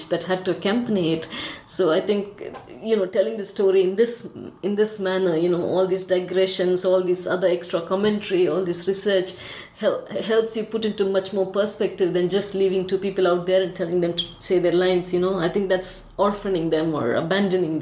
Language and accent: English; Tamil Nadu, India; first language Tamil; English is a second language; I translate from Tamil, it's my mother tongue